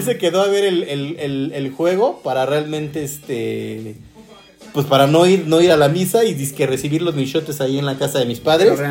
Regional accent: Guadalajara, Jalisco, Mexico; soy de Guadalajara, Jalisco. Nací y, obviamente allá, allá tuve mucho, mucho que ver en Guadalajara

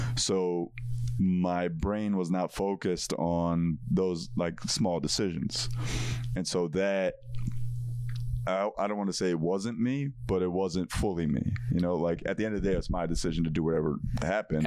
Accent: Parsippany, New Jersey, United States; moved away as an adult; also born or lived in New York City; growing up in Parsippany, New Jersey, I was surrounded by Indian people

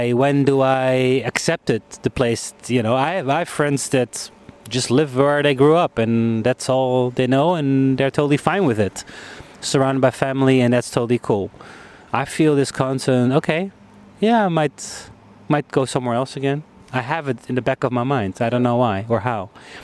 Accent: Munich, Bavaria, Germany; English is a second language; moved away as an adult; also born or lived in Netherlands; now in Amsterdam, Netherlands; I grew up abroad. I lived in Munich for 15 years. I was born here in the Netherlands, but then my dad got a job, so we moved. And then I was 18, finished my international school.

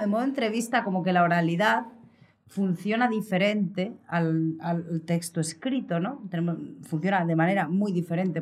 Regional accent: Vitoria-Gasteiz, Basque Country, Spain; moved away; en Vitoria-Gasteiz, donde nací, crecí los primeros años en el País Vasco

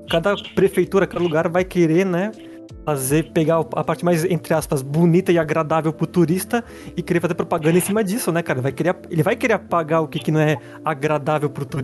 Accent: Santa Catarina, Brazil; Eu sou de Santa, Santa Catarina

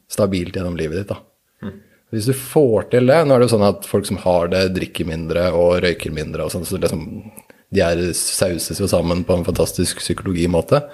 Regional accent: Norway; vi som nordmenn

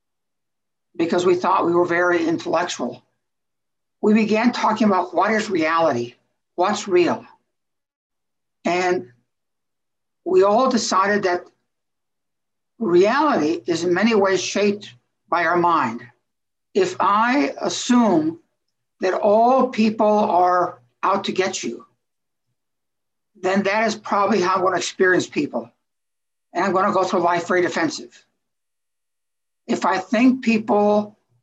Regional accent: Mexico; moved away; I was raised in Mexico, so I'm a bit of three different cultures.

